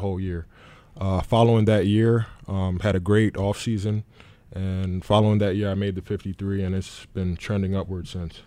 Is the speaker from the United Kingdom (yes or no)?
no; New York City, New York, United States; moved away; also born or lived in Jacksonville; born and raised in the Bronx from New York City